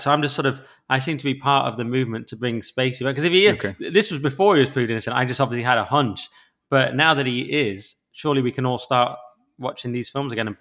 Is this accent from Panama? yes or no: no; England, United Kingdom; I'm an English